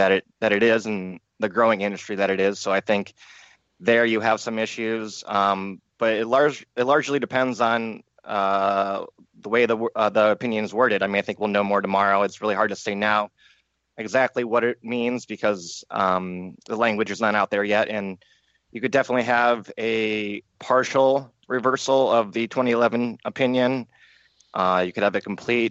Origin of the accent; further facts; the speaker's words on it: Cleveland, Ohio, United States; I come from the Cleveland area